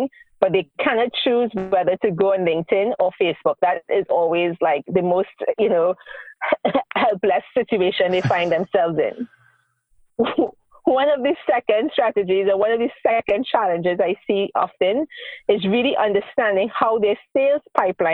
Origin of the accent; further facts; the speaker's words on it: Trinidad & Tobago; moved away as an adult; now in Israel; I moved to Israel 12 years ago, and I am originally from the Caribbean, Trinidad and Tobago